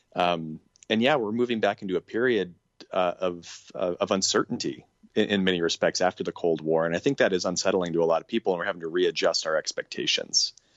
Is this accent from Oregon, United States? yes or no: yes; Portland, Oregon, United States; now in Northwest Arkansas, United States; living here in Northwest Arkansas, there's definitely more of a culture, uh, around guns than I had growing up outside of Portland, Oregon